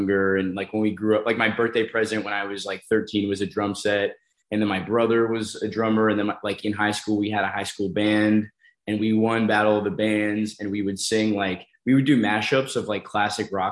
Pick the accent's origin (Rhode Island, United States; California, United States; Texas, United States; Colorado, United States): Colorado, United States; also born or lived in Florida; I grew up in Colorado. So I was born in Florida, and then we moved from Florida to Colorado